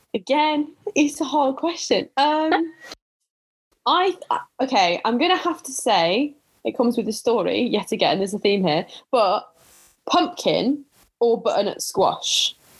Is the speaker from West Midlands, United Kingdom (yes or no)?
yes; Staffordshire, West Midlands, United Kingdom; I grew up in Staffordshire